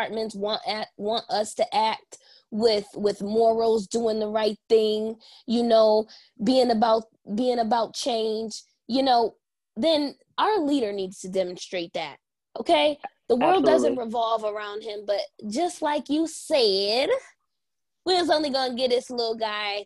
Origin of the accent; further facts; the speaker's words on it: United States; as an American